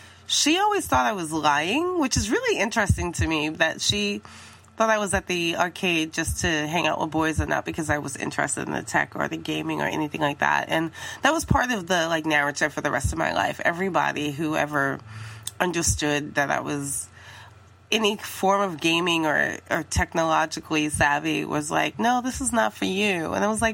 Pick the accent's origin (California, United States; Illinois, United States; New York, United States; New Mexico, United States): New York, United States; New York City; So I grew up in Harlem in the Bronx in New York City